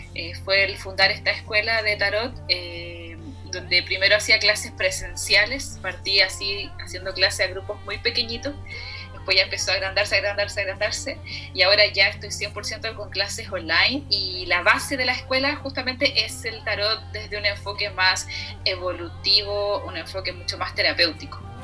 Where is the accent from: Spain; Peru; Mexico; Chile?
Chile; Arica, Arica y Parinacota; Yo nací en Arica, entonces hay poca contaminación eh, lumínica